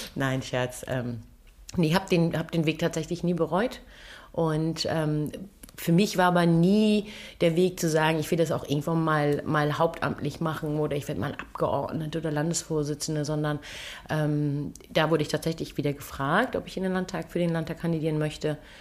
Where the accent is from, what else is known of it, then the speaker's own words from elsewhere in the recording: Kiel, Schleswig-Holstein, Germany; Ich bin gebürtige Kielerin und dann ist Heimat Schleswig-Holstein.